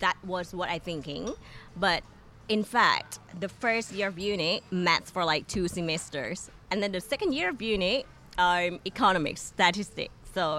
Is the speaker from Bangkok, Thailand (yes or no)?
no; Hat Yai, Songkhla, Thailand; Well, very easy. Like, I'm the only child. So I grew up in government, family. My mom's a nurse. My dad's a policeman and a government.